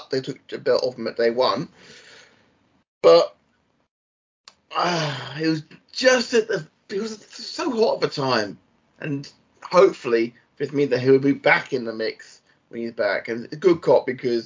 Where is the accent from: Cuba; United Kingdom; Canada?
United Kingdom; Blackpool, North West England; You've been to my hometown